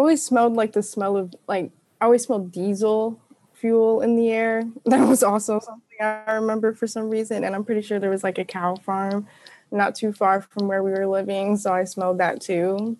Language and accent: English; Southern United States, United States; I definitely claim being like a Southerner. So